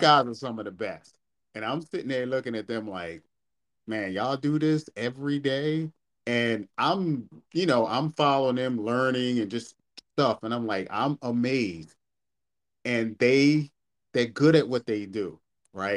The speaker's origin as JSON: {"language": "English", "town": "Baltimore", "region": "Maryland", "country": "United States", "said": "I'm from Baltimore"}